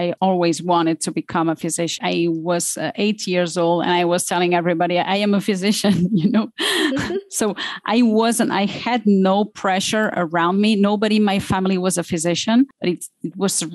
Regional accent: Barcelona, Catalonia, Spain; moved away as an adult; now in Switzerland; I am from Barcelona

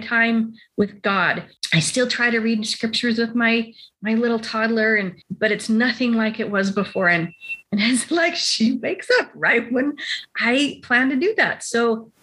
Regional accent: Utah, United States; I grew up in Utah.

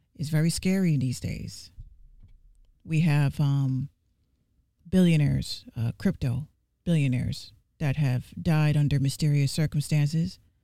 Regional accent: New York City, New York, United States; I'm from the Bronx, New York

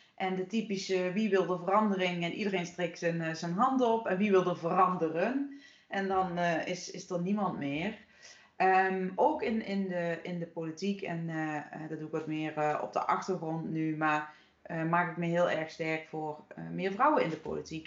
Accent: Horst, Limburg, Netherlands; in dat dorp hier eh, in Horst, waar ik nu weer woon, waar ik ben opgegroeid

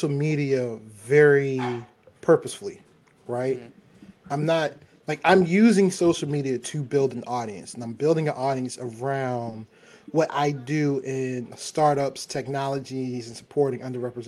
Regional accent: Baltimore, Maryland, United States; I'm from Baltimore

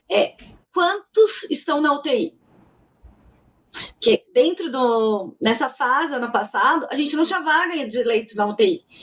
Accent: São Paulo, Brazil; E eu sou de São Paulo.

